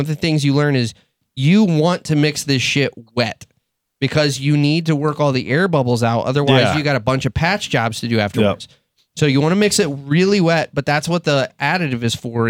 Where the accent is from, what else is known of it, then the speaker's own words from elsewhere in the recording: Texas, United States; now in Michigan, United States; I'm from Texas